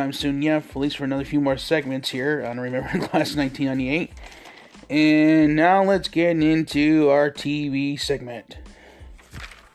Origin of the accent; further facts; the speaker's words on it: New York, United States; I grew up in New York, which is right across from Canada, so we used to get stations from Ottawa all the time